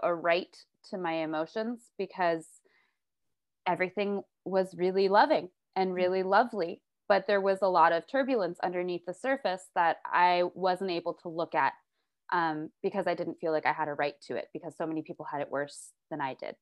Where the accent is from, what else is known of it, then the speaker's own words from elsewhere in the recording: New York City, New York, United States; I was raised in New York City.